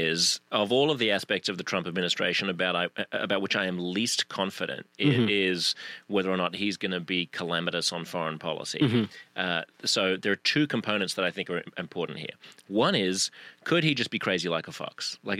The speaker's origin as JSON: {"language": "English", "country": "Australia", "moved": "yes", "said": "like my home country of Australia"}